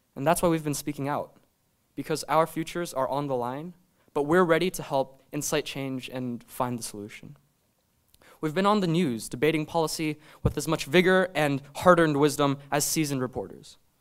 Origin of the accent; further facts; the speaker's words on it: Maryland, United States; my home state of Maryland